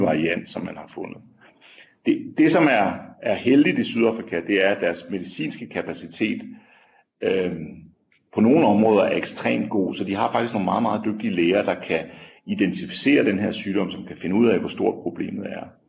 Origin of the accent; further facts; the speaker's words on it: Denmark; moved away as an adult; now in South Africa; hjemme i Danmark